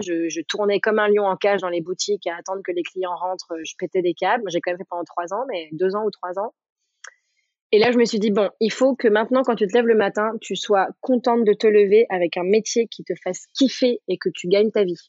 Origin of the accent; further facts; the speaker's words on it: Paris, Île-de-France, France; also born or lived in New York; je viens de Paris